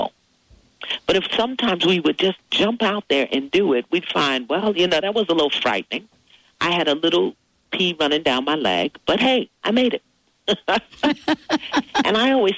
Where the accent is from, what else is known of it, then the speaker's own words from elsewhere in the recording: New York City, New York, United States; as an African-American in the 50s growing up in New York City